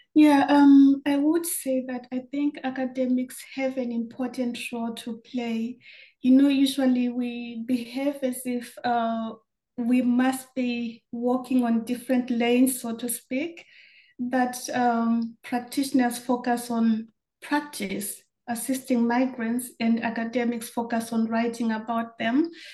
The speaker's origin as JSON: {"language": "English", "country": "Zimbabwe", "tie": "born or raised there", "also_born_or_lived": "Germany", "moved": "as an adult", "said": "growing up in Zimbabwe"}